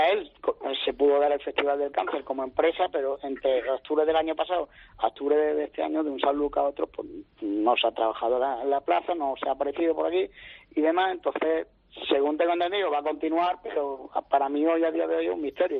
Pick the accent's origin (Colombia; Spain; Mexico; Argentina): Spain; Jaén, Andalusia; yo soy de Jaén y tengo que hablar como se habla aquí